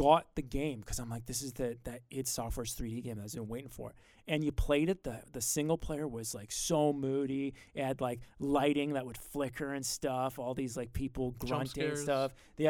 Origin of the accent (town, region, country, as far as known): Grimsby, Ontario, Canada